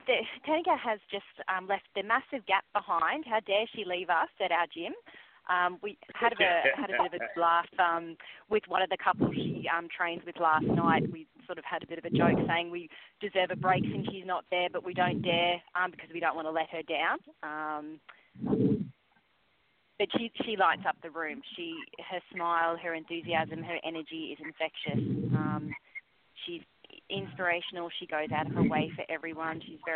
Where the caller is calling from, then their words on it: Brisbane, Queensland, Australia; From Brisbane, Australia.